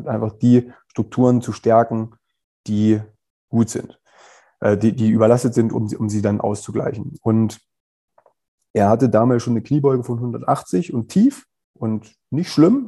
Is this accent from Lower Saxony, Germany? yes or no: yes; Wolfsburg, Lower Saxony, Germany; moved away as an adult; also born or lived in England; ich komme ja aus Wolfsburg